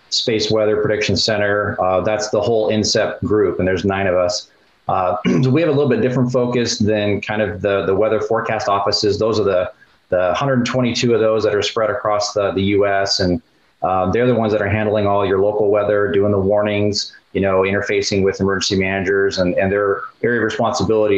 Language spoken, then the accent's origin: English; Colorado, United States; moved away as an adult; Growing up in Colorado